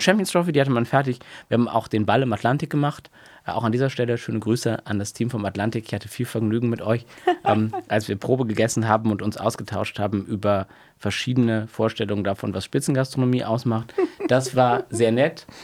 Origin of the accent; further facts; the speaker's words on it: Oldenburg, Lower Saxony, Germany; moved away as an adult; in meiner Heimatstadt Oldenburg